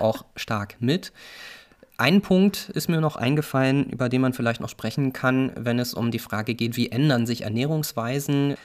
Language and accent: German; Northern Germany, Germany; moved away; ich auch als Norddeutscher